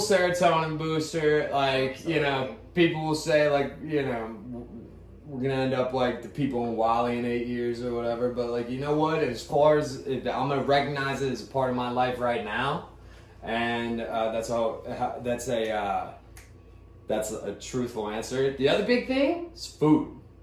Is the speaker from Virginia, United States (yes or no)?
yes; Ashburn, Virginia, United States; also born or lived in Scottsdale, Arizona / Pittsburgh, Pennsylvania; I spent the majority of my life in Virginia, so that's where I identify being from